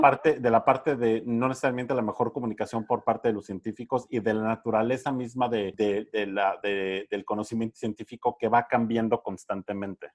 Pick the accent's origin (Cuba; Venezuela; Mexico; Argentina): Mexico; moved away; allá en, en mi pueblo en México